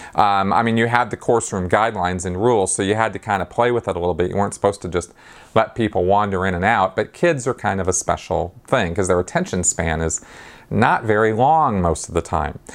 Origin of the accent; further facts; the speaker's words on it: Pasadena, California, United States; I grew up around the Pasadena Mission